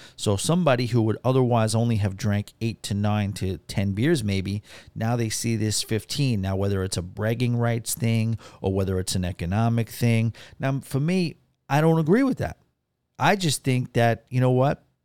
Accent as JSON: {"language": "English", "town": "New York City", "region": "New York", "country": "United States", "tie": "born or raised there", "said": "I'm a native New Yorker"}